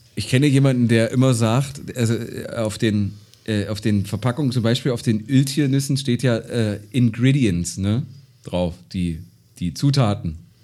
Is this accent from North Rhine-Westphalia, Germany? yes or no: no; Gräfenhainichen, Saxony-Anhalt, Germany; bei uns in Gräfenhainichen